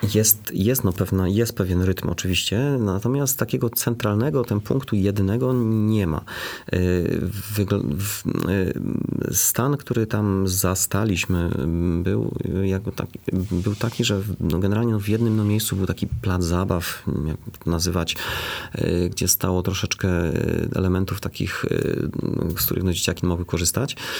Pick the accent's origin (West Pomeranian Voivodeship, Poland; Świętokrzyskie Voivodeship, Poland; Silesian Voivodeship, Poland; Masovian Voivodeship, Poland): Silesian Voivodeship, Poland; Bytom; ja się wychowałem na takim osiedlu. Moi dziadkowie mieszkali na Bobku